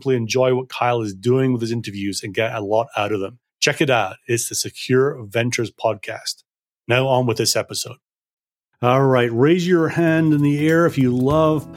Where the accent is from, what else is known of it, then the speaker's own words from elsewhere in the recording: Scotland, United Kingdom; now in United States; I'm also from Scotland. We're a simple people from Scotland